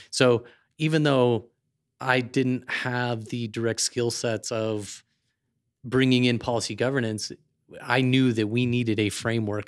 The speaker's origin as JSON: {"language": "English", "town": "Aurora", "region": "Colorado", "country": "United States", "tie": "born or raised there", "also_born_or_lived": "Nebraska / Washington, D.C.", "moved": "as an adult", "lives_now": "Denver, United States", "said": "I grew up in Aurora."}